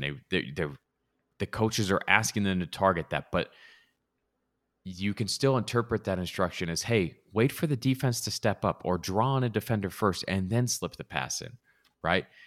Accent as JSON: {"language": "English", "region": "Southern California", "country": "United States", "tie": "born or raised there", "also_born_or_lived": "Provo, Utah", "said": "I grew up in Southern California, watched plenty of U S C growing up"}